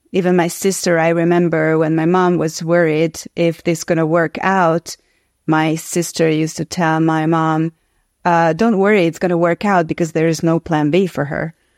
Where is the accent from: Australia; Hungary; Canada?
Hungary; I grew up in Hungary in the so-called communist era.